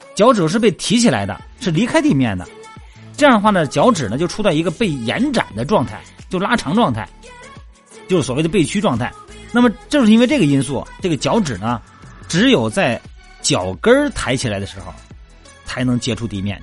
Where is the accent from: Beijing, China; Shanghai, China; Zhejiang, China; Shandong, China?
Shandong, China; Jining; moved away; 我老家不是山东济宁的嘛， 我那边好多湖， 啊， 这个小北湖啊，各种湖， 湖特别多